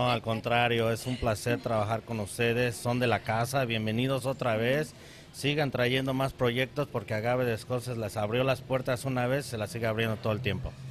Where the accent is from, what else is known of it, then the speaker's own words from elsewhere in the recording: Mexico City, Mexico; now in Scottsdale, United States; tenemos dos años aquí en Scottsdale y venimos de la Ciudad de México, del sur de México.